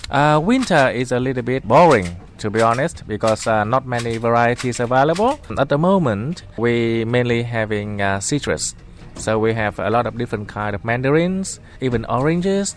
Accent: Haiphong, Vietnam; moved away as an adult; also born or lived in Perth, Australia; now in Sydney, Australia; I'm from Vietnam originally, but I came to Australia to Perth when I was 20, which was uh, 1994. So now I've been here for 25 years, so which is longer than the time I spent in my hometown.

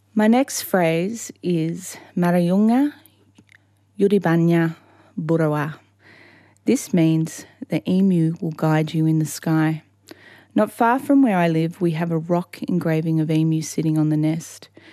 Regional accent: Hawkesbury area, New South Wales, Australia; I'm a Daruk woman from the Hawkesbury area.

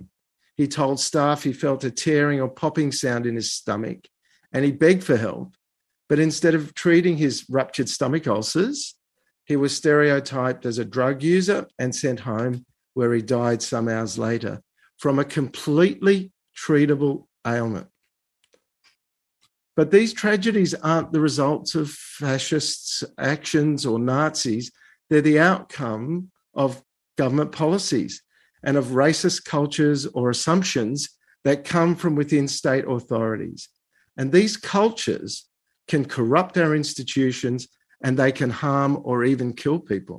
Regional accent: Australia; as a Jew, as an Australian, and as a human rights lawyer

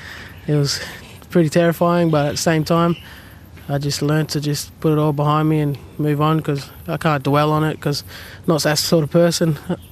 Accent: Newcastle area, New South Wales, Australia; I know that we're from the Warramai people. We've been here for a long time

